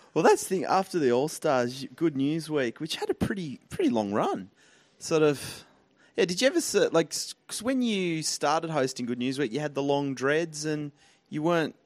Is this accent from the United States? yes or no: no; Tasmania, Australia; I grew up in Tasmania